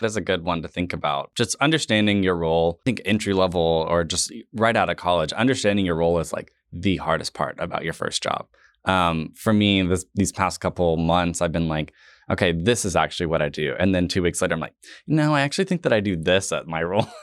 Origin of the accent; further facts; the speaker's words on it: Tulsa, Oklahoma, United States; we both grew up here, so I think for me personally, I had a different experience of Tulsa when I was here in high school